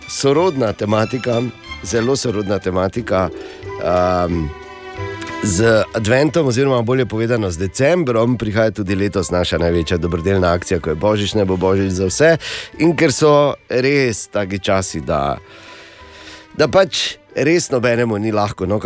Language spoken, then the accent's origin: Slovenian; Slovenia; smo Slovenci v špici razvoja letalstva odengdaj in hvala Bogu še vedno